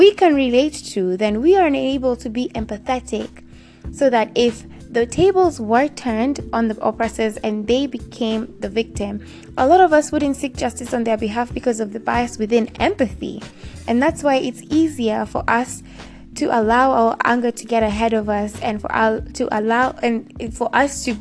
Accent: Kenya; my home country right this second. Right now, Kenya

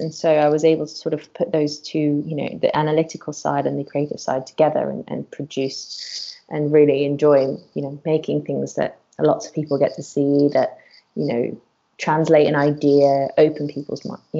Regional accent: Curaçao; So I'm actually from a Dutch island in the Caribbean called Curaçao, which is really far away. My mum's from there too. I was born there, and my family from my mum's side has been there for about 300 years.

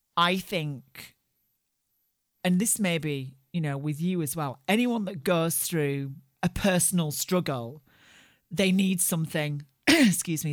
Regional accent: Barnsley, Yorkshire and the Humber, United Kingdom; I grew up in Barnsley in the north of England

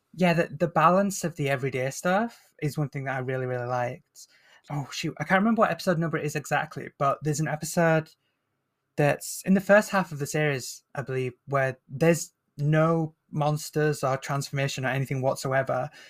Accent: Northern England, United Kingdom; accent: Northern English; I'm Northern English, so I don't have the kind of posh B B C pronunciation. I have the more, uh, rough and tumble Northern accent

